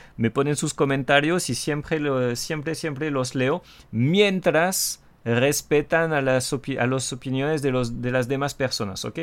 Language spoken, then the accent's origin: Spanish; France; Spanish is a second language; el francés tóxico